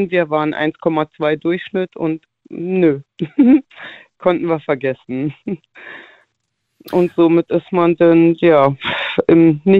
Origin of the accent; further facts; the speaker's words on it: Baden-Württemberg, Germany; ich bin aus der Ecke Karlsruhe.